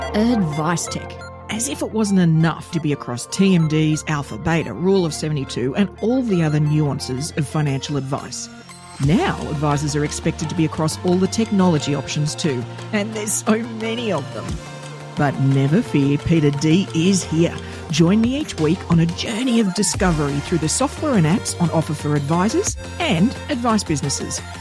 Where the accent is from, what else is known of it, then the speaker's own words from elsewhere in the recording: Australia; as an Aussie kid